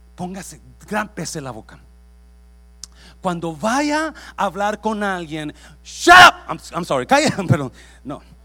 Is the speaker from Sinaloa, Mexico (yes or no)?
no; Nayarit, Mexico; moved away; yo crecí en Nayarit